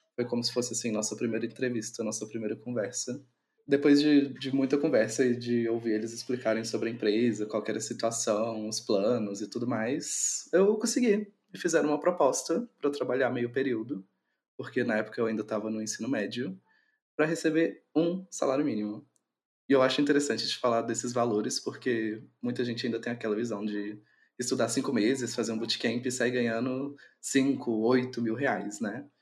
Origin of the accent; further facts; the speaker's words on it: Minas Gerais, Brazil; eu sou natural de Minas Gerais